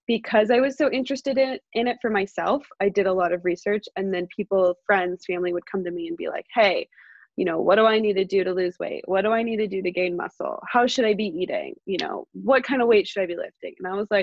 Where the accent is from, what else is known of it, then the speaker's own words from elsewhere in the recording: San Ramon, California, United States; now in Walnut Creek, United States; I grew up in San Ramon, California